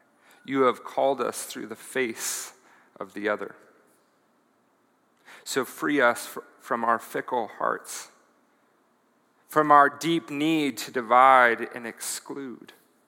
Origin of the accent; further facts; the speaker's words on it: Colorado, United States; also born or lived in Greeley / Denver / Boulder; And I am a native of Colorado, and usually don't share that. I grew up in Colorado Springs, Greeley, Denver, Boulder